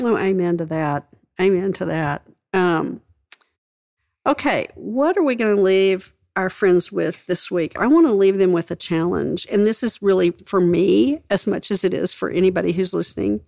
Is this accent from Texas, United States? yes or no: yes; West Texas, United States; I grew up in West Texas